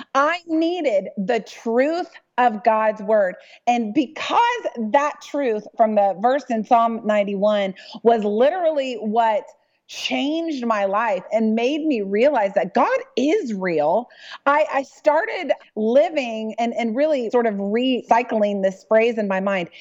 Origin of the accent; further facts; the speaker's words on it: Dallas, Texas, United States; I'm from Dallas